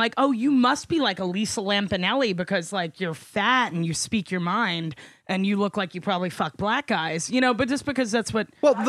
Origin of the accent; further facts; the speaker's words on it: New York City, New York, United States; accent: New York; I'm from New York, so but I don't have I don't have a very heavy New York.